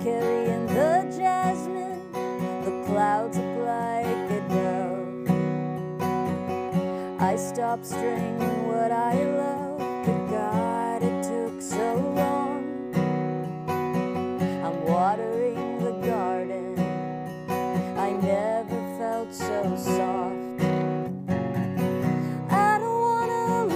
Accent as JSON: {"language": "English", "town": "Los Angeles", "region": "California", "country": "United States", "also_born_or_lived": "Nashville", "said": "I'm from Los Angeles"}